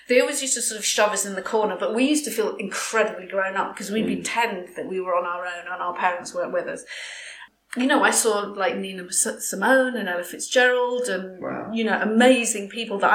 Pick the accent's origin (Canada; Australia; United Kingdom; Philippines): United Kingdom; England; I am English because I was born here and I grew up here